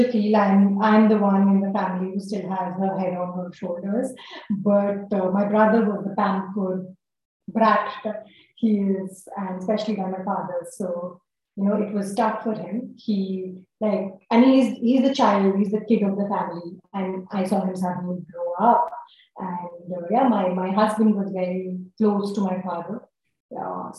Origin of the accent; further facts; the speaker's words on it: Jharkhand, India; I'm a Brahmin from Jharkhand